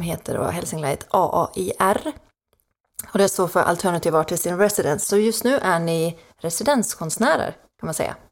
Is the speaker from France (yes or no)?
no; Finland; accent: Finland Swedish; first language Swedish; moved away as an adult; now in Sweden; Jag är från Finland ursprungligen. Jaha. Så att jag är eh, inflyttad till Sverige 2010